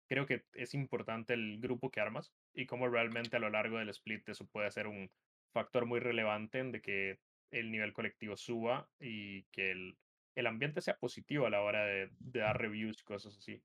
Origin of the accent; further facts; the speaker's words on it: Costa Rica; la secundaria se dice acá en Costa Rica